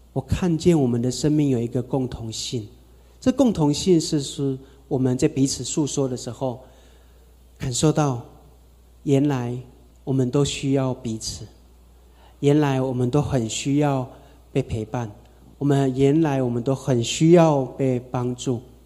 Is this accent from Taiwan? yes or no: yes; Taitung, Taitung County, Taiwan; 我是从台东出生哈，阿美族